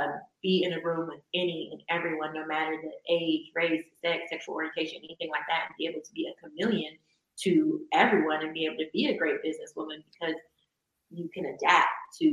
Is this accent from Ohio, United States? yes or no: yes; Northeast Ohio, United States; I'm from the Northeast Ohio area.